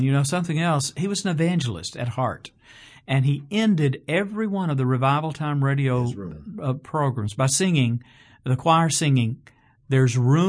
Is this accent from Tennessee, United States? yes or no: yes; Chattanooga, Tennessee, United States; when I was growing up in Chattanooga, just as a young fellow, young boy, young Christian man